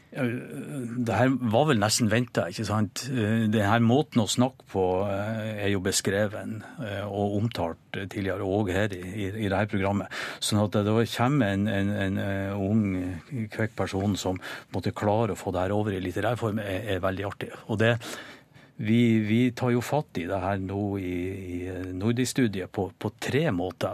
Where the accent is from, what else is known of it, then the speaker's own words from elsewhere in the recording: Norway; som nordmann